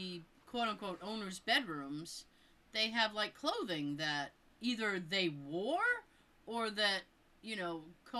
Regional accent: Massachusetts, United States; if I'm doing something in my home state

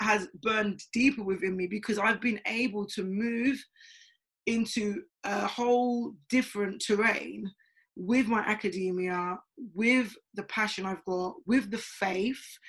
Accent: London, United Kingdom; I'm from Tottenham originally

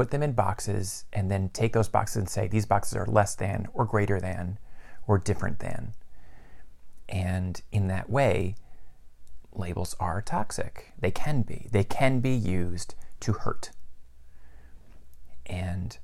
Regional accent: Mid-Atlantic, United States; I'm male. I'm white. I have family that comes from the Midwest. I came from the Mid-Atlantic.

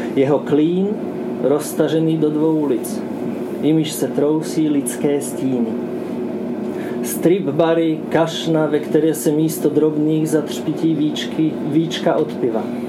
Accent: Slovakia; first language Slovak; Czech is a second language; also born or lived in Luxembourg; now in Czech Republic; překládám svoje vlastní básně ze slovenštiny do češtiny, protože jsem Slovák. Ale žiju tady už dost dlouho

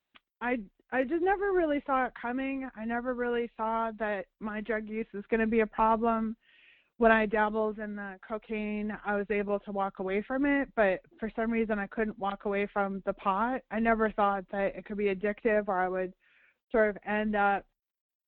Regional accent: Chicago, Illinois, United States; I grew up outside of Chicago in the suburbs

